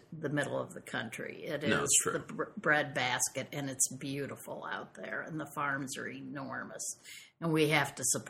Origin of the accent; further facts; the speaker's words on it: the Corn Belt, Midwest, United States; I was raised in the Corn Belt.